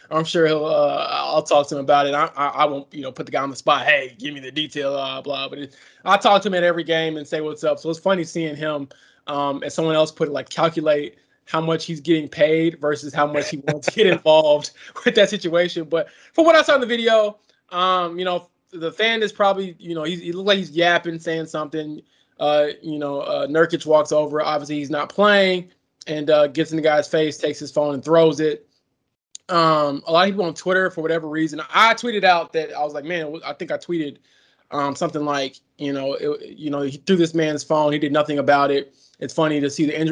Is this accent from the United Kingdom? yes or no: no; Chicago, Illinois, United States; my hometown Chicago